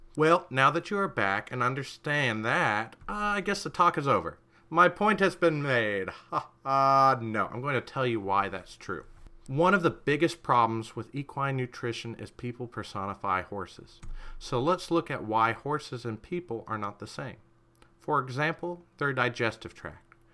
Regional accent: United States

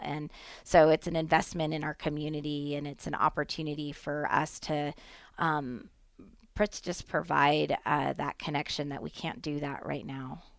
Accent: Nevada, United States; as Nevadans, as well as, you know, citizens of our country

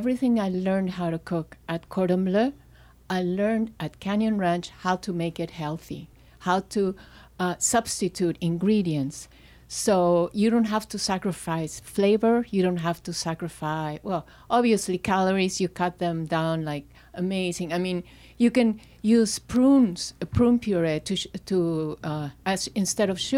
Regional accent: Lima, Peru; moved away as an adult; also born or lived in London; I grew up in Peru, in Lima

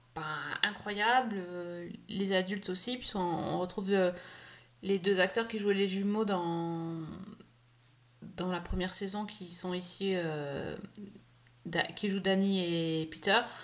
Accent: France; nous, on est français

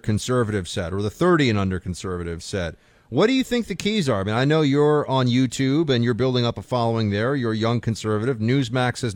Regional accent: New York City, New York, United States; I'm a Yankee from New York City

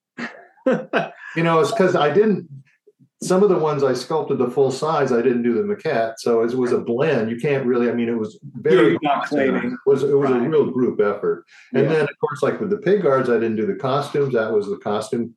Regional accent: Southern California, United States; I grew up in Southern California

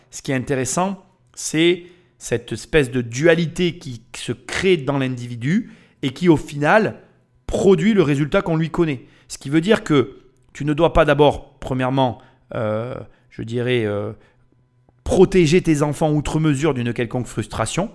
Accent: France

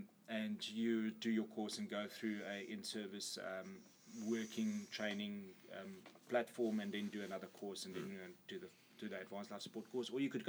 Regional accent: South Africa; I'm from South Africa. I live in Cape Town.

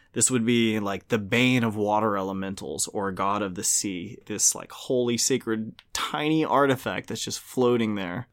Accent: Louisiana, United States; I'm from Louisiana.

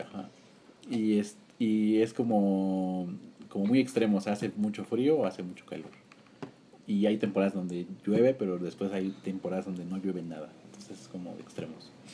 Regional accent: Durango, Mexico; moved away as an adult; now in Mexico City, Mexico; Yo en Durango estuve como hasta los acabando la universidad, 20

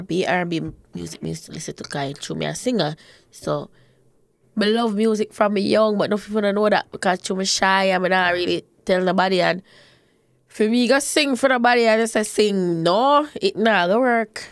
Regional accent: Portmore, Saint Catherine, Jamaica; I grew up in Portmore

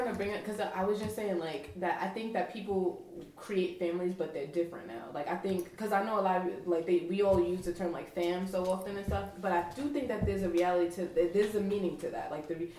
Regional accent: New York City, New York, United States; I was from Brooklyn. I'm from Brooklyn.

